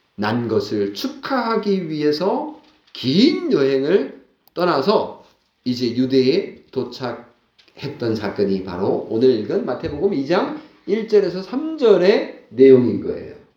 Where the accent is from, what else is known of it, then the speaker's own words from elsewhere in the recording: South Korea; 이방인인 우리 대한민국 그리스도인들은